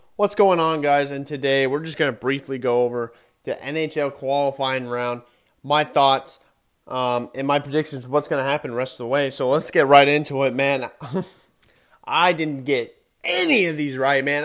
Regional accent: Arizona, United States; I am from Arizona. I do live out here.

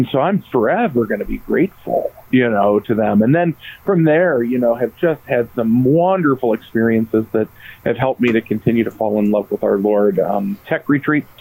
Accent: Norwalk, Ohio, United States; I grew up in Norwalk, Ohio at St. Paul

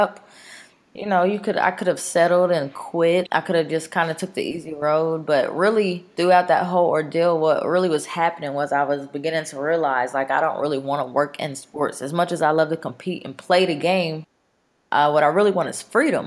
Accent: Mesquite, Texas, United States; also born or lived in Dallas, Texas; I had a great childhood. I grew up in Mesquite

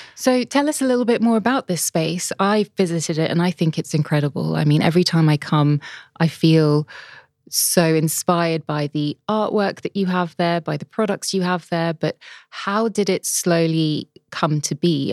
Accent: London, United Kingdom; my hometown, London

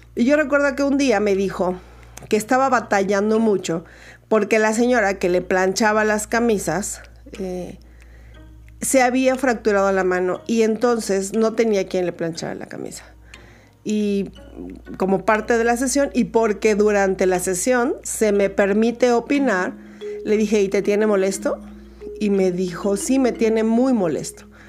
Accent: Mexico; en Ciudad de México, en mi país México

